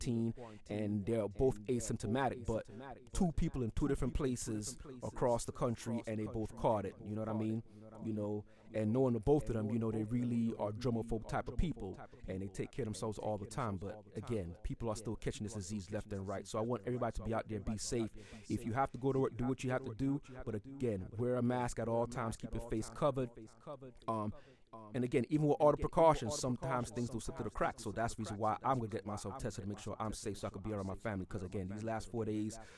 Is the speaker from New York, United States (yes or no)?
yes; New York City, New York, United States; also born or lived in Florida; now in Atlanta, United States; I'm DJing from Atlanta, Georgia, originally from Brooklyn, New York. But I live in Atlanta now. I used to live in Florida, but again, I reside in Atlanta now